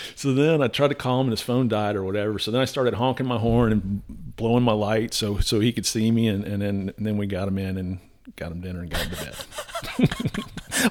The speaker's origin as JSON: {"language": "English", "region": "South Florida", "country": "United States", "tie": "born or raised there", "also_born_or_lived": "Atlanta, Georgia", "moved": "as an adult", "said": "growing up in Florida, I've been around hurricanes"}